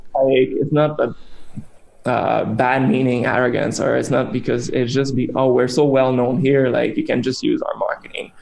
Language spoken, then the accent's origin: English; Canada; now in China; our roots as Canadian